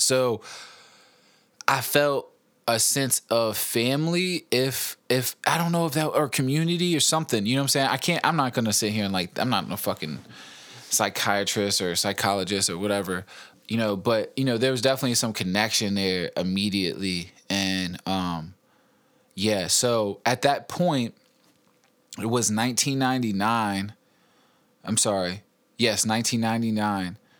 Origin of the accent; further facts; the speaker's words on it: East End, Henrico, Virginia, United States; also born or lived in West End, Henrico; I grew up in the East End, Henrico, which is, like, uh, you know, kinda ghetto.